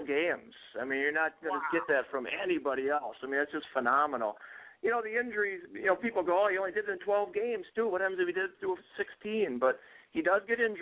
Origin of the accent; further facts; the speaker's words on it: Green Bay, Wisconsin, United States; I know I'm from Green Bay